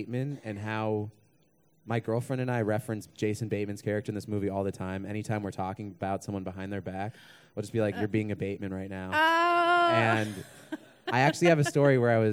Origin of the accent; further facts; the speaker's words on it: Arizona, United States; now in New York, United States; I am also from New York by way of Arizona